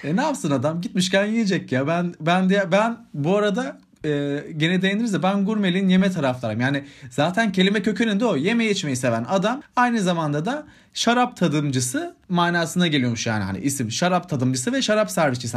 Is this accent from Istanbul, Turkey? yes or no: no; Sivas Province, Turkey; bir Sivaslı olarak